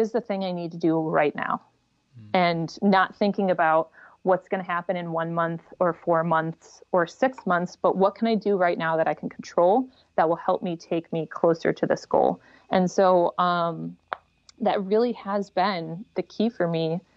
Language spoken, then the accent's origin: English; United States; I'm in America. I'm an American.